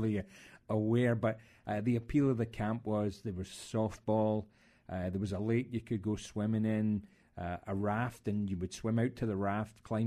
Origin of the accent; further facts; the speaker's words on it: west of Scotland, United Kingdom; moved away as an adult; also born or lived in upstate New York, United States / Minnesota, United States; now in Mississippi, United States; I grew up in the west of Scotland in what had been a shipbuilding community